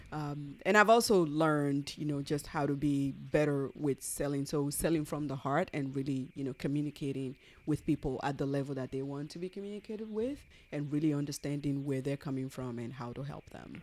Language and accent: English; Nigeria; moved away; We're originally from Nigeria